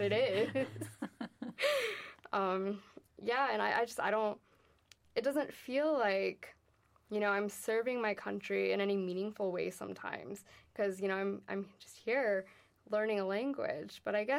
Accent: Miami, Florida, United States; I'm in the Army and I'm from Miami most recently, you could say. That's where my parents have a house. That's where my husband and I have lived for a little bit now. But I've really lived all over the United States

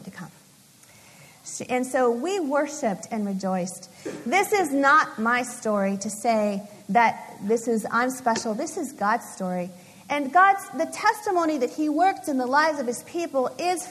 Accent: Los Angeles, California, United States; moved away as an adult; also born or lived in Indiana; Los Angeles, to my hometown

